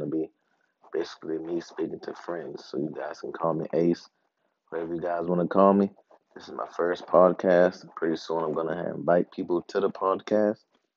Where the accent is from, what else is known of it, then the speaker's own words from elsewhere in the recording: Charleston, South Carolina, United States; now in Upstate South Carolina, United States; I'm from Charleston. I live in the upstate right now